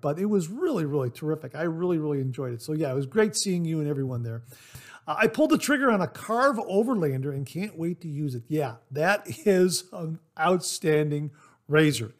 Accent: Ohio, United States; the state of Ohio, my home state.

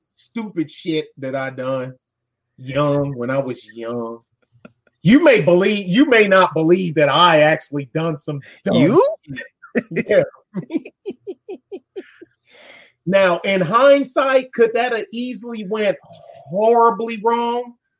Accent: Detroit, Michigan, United States; I'm from Detroit

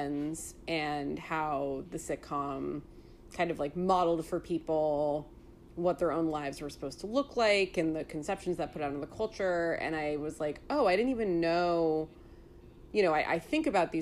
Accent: California, United States; moved away; also born or lived in New York City; someone who grew up in California

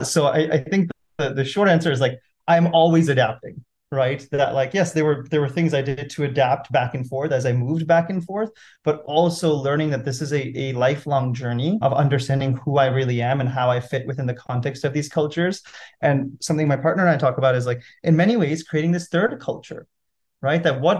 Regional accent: India; That growing up in India, I grew up in an entrepreneurial family, right?

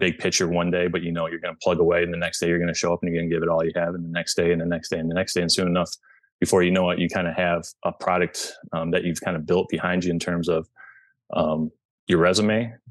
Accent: Michigan, United States; moved away as an adult; now in Chicago suburbs, United States; I'm originally from Michigan, but I live in the, now I've lived in the southwestern most suburbs of Chicago for about the last 7 years

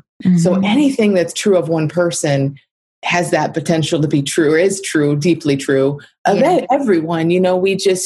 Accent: Michigan, United States; I'm from Michigan in the Midwest

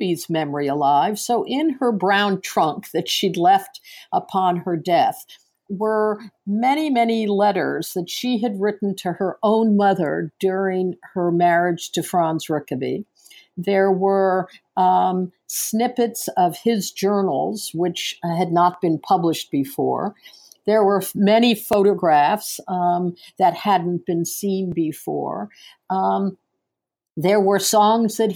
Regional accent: New York City, New York, United States; And I am a New Yorker. I've lived in the city for 45 years. I was born in New York.

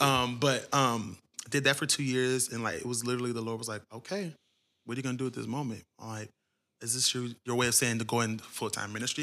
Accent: Cincinnati, Ohio, United States; moved away; I'm originally from Ohio, Cincinnati, to be exact.

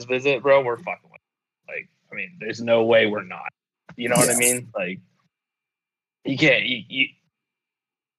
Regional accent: United States; the US

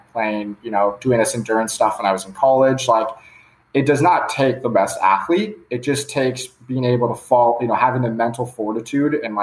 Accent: Palos Verdes, California, United States; also born or lived in Dallas, Texas; I'm from Palos Verdes, California, which is like 30 minutes south of LAX. It's in LA. Grew up just like a typical guy playing high school sports

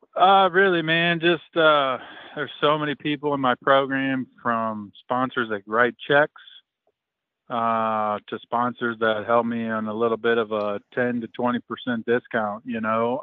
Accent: Fairbury, Illinois, United States; it's at Fairbury. It's my hometown right. or my home track

